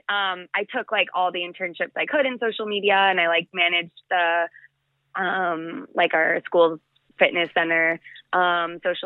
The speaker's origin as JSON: {"language": "English", "town": "Chicago", "region": "Illinois", "country": "United States", "also_born_or_lived": "Los Angeles / Mexico / Panama", "moved": "as an adult", "lives_now": "Mexico/Panama", "said": "I am originally from Chicago suburbs."}